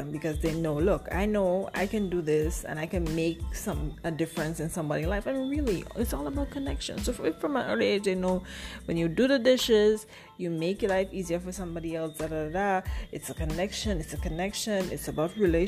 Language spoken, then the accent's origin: English; Saint David, Grenada; I'm from St. David's